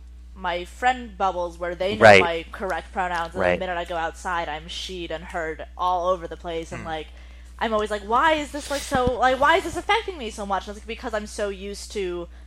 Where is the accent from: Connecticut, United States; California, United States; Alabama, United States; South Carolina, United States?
California, United States; Los Angeles; now in New York, United States; I grew up in Los Angeles, I live in New York